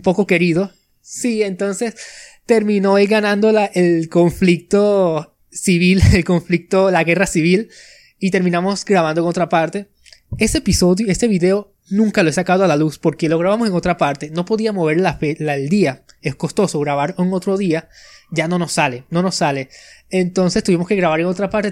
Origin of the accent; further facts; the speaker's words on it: Venezuela; soy de Venezuela, nací por aquí y he pasado toda mi vida por aquí